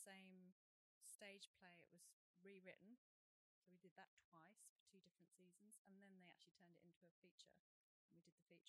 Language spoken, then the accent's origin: English; United Kingdom; now in New Zealand; Grew up in the UK, but lots of my family are here. I have the passport.